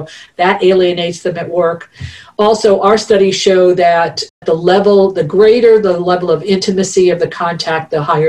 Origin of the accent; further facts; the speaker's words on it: East Coast, United States; I'm a Italian from the East Coast and my son is like 5'5", right?